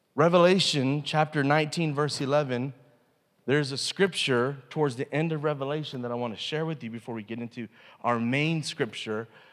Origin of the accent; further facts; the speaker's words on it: United States; as an American